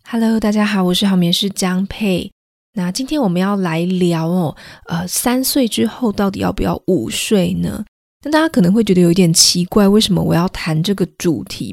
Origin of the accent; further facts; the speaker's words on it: Taiwan; moved away as an adult; 毕竟我是台湾人，我从小都在台湾长大哦